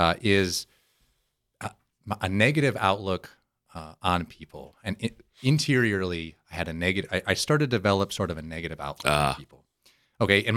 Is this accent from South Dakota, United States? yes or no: yes; South Dakota, United States; I was born and raised in South Dakota